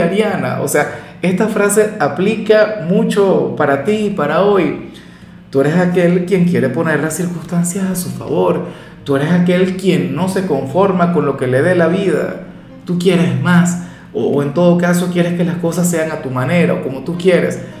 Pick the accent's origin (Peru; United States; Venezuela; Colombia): Venezuela; mi país